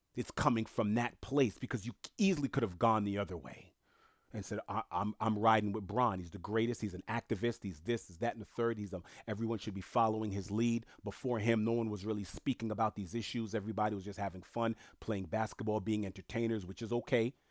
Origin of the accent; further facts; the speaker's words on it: New York, United States; first language French; English is a second language; moved away; also born or lived in South Florida; being born and raised in New York